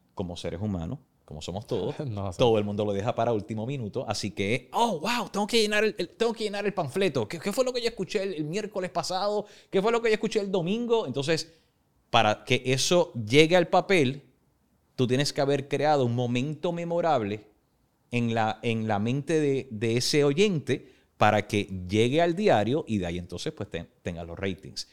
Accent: Puerto Rico; moved away; somos latinos, somos puertorriqueños

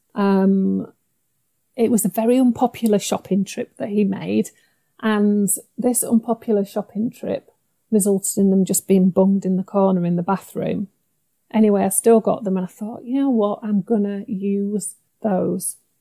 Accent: Yorkshire and the Humber, United Kingdom; I'm a Yorkshire lass

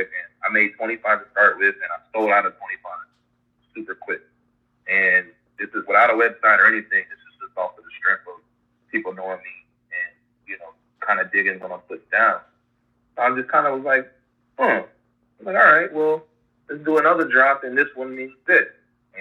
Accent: Ohio, United States; moved away as an adult; now in St. Petersburg, United States; I'm from Ohio originally, and now I live in St. Petersburg, Florida.

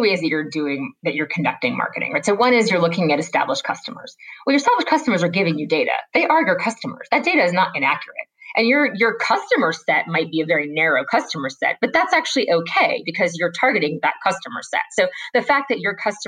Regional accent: United States; I'm an American

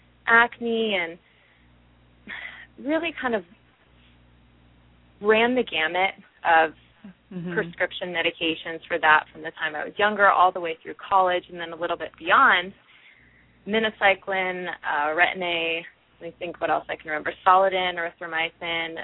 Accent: Midwest, United States; moved away as an adult; also born or lived in New Jersey; I'm originally from the Midwest

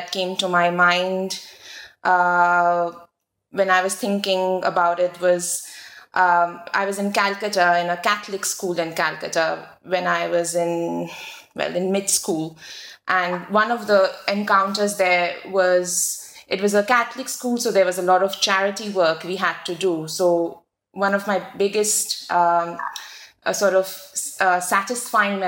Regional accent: New Zealand; moved away as an adult; also born or lived in India / Cambridge, United Kingdom; I was born in India, grew up in New Zealand

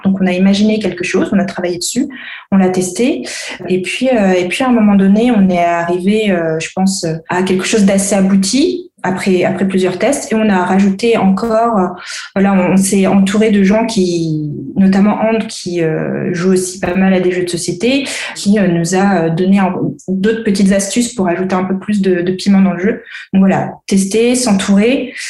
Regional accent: Antananarivo, Analamanga, Madagascar; moved away as an adult; now in France; Je suis malgache aussi. Je suis née en France. J'ai grandi à Madagascar

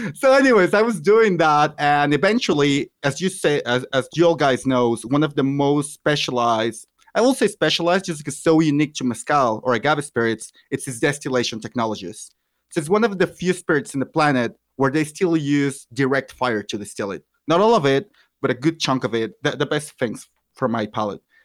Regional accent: Mexico City, Mexico; also born or lived in Michoacán; I'm from Mexico. I was born in Michoacan, but have lived almost all my life in Mexico City.

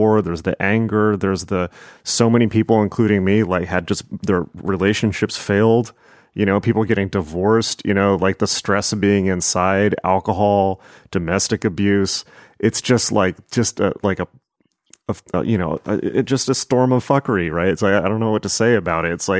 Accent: Southern California, United States; also born or lived in Los Angeles; I had been in Los Angeles for 11 years and I grew up in Southern California

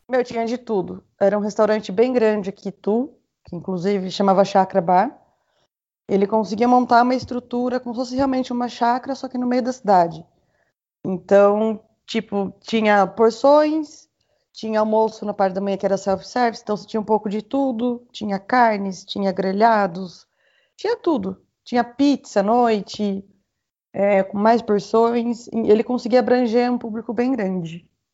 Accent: Itu, São Paulo, Brazil; vim de, de Itu

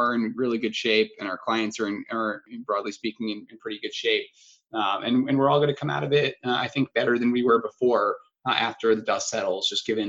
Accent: Long Island, New York, United States; I grew up in Long Island, New York

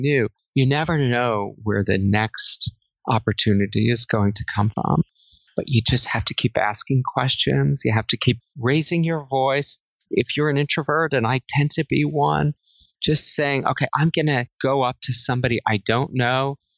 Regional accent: New Jersey, United States; moved away as an adult; also born or lived in Singapore; I grew up in New Jersey and I went to college in New Jersey

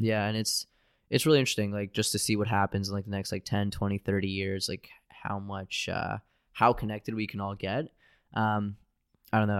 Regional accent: United States; I'm an American

